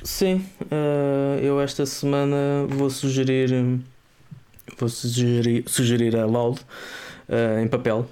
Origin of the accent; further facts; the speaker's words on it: Azambuja, Lisbon, Portugal; onde eu cresci, a zona da Zambuja, a linha da Zambuja